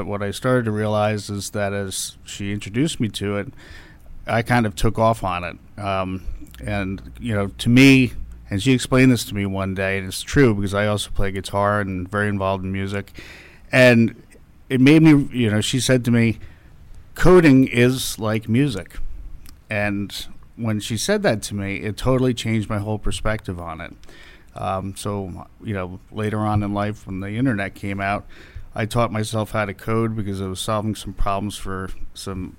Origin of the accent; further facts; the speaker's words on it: Carmel, New York, United States; Carmel, New York